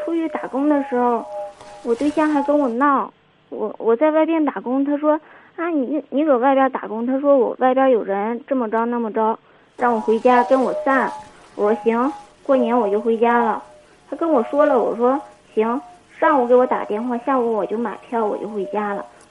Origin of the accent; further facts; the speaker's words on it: Shandong, China; 我家是山东的。